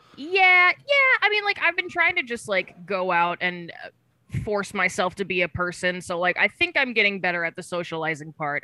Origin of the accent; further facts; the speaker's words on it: Woodbridge, Virginia, United States; now in New York City, United States; I grew up in Northern Virginia in a town called Woodbridge, which is about twenty minutes outside of D C.